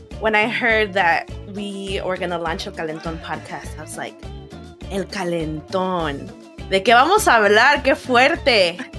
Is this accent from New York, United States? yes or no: no; Chicago, Illinois, United States; I grew up in Chicago, and growing up, I thought that Chicano meant you're a Chicago Mexicano.